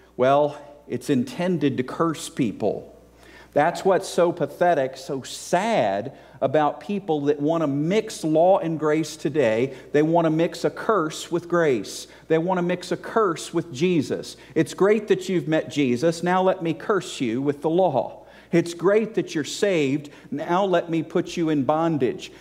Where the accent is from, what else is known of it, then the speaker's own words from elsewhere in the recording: Virginia, United States; moved away as an adult; also born or lived in South Carolina / Georgia; I grew up in Virginia, which is below, okay, below the Mason-Dixon line